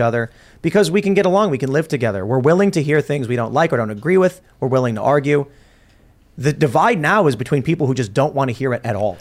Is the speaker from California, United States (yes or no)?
no; Chicago, Illinois, United States; moved away; I grew up in Chicago very liberal